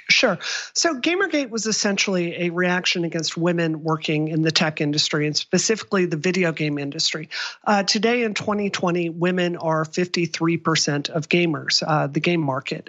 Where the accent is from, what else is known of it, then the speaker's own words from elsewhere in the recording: Mississippi, United States; moved away; I grew up in Mississippi